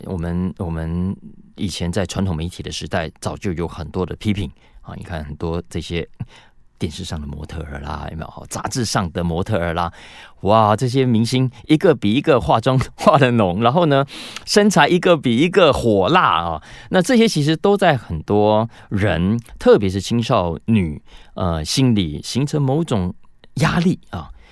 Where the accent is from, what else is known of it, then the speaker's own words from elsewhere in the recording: Taiwan; 我们台湾人